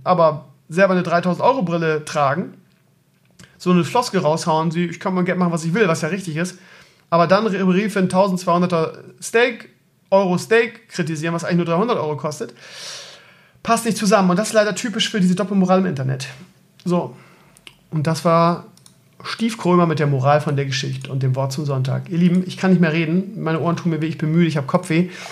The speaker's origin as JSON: {"language": "German", "region": "Bremen", "country": "Germany", "said": "Ich komme ja auch aus Bremen-Gröpeling, das ist ja auch Ghetto."}